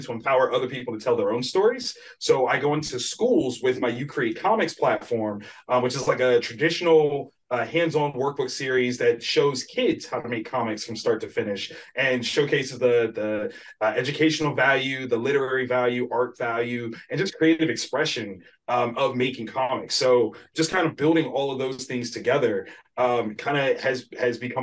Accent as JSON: {"language": "English", "town": "Columbus", "region": "Ohio", "country": "United States", "tie": "born or raised there", "said": "I'm a self-publishing comic creator from Columbus, Ohio, born and raised in the Buckeye country"}